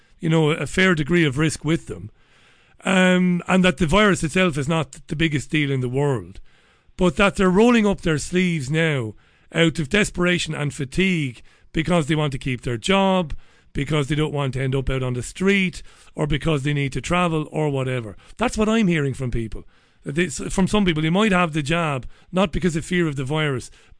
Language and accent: English; Waterford, Munster, Ireland; now in Salford, United Kingdom; I'm in Salford, and I'm in a real, it's like very much where I grew up in Waterford